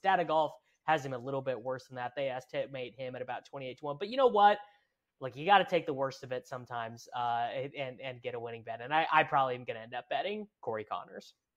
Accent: Midwest, United States; also born or lived in Kansas; now in St. Louis, United States; I'm from the Midwest. I've I've always lived in the Midwest.

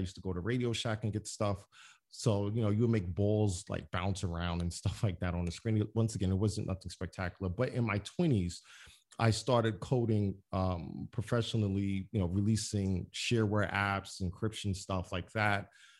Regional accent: Brooklyn, New York, United States; I mean, a black kid, I'm from Brownsville, Brooklyn. I have a computer.

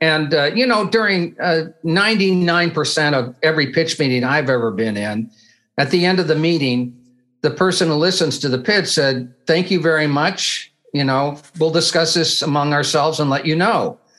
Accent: Bloomington, Indiana, United States; I grew up in Bloomington.

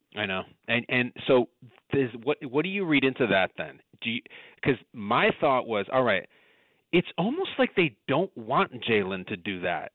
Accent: Chicago suburbs, Illinois, United States; I'm from the Chicago suburbs.

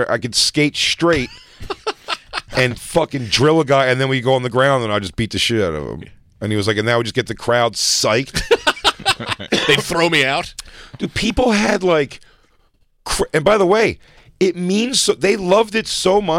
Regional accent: Brooklyn, New York, United States; oh, I grew up in Brooklyn.

